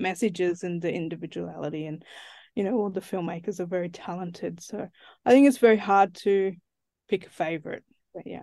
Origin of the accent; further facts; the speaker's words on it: Central Australia, Australia; I'm from Central Australia. That's where I grew up.